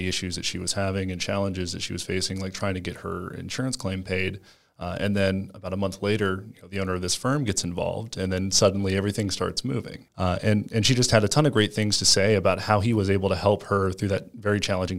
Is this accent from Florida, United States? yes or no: yes; Panama City, Florida, United States; born there; now in Tampa, United States; Yeah, so I was originally born in Panama City, Florida, but I've lived all over the United States. I call Tampa, Florida my home.